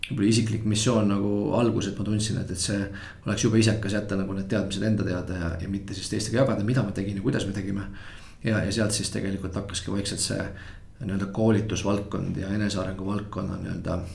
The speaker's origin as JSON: {"language": "Estonian", "town": "Tallinn", "region": "Harju County", "country": "Estonia", "tie": "born or raised there", "said": "et olen täitsa Tallinnast pärit, lõpetasin Tallinna Reaalkooli"}